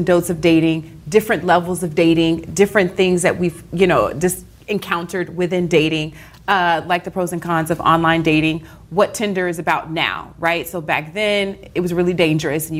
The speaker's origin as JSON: {"language": "English", "region": "Louisiana", "country": "United States", "said": "I'm from Louisiana. We believe in voodoo"}